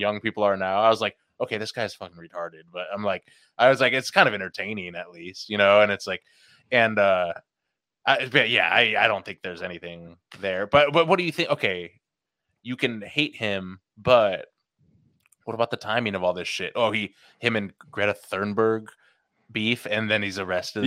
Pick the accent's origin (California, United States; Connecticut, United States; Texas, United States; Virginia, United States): California, United States; the Bay Area; growing up in the Bay